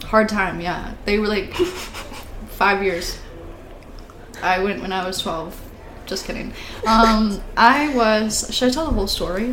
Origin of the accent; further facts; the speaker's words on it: Gladwin, Michigan, United States; since I'm from Gladwin, everybody knows everybody